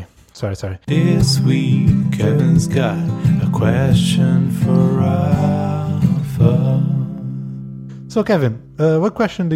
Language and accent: English; Canada; I'm Canadian.